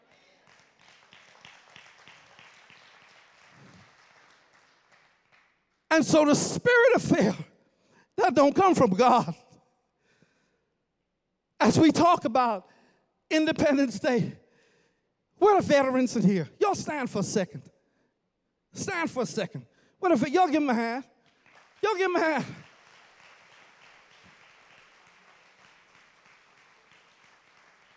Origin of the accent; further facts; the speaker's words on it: Bahamas; now in Kingsland, United States; I grew up in the Bahamas all my life